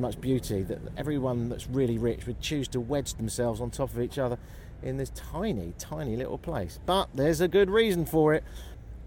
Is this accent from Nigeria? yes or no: no; United Kingdom; I'm from Britain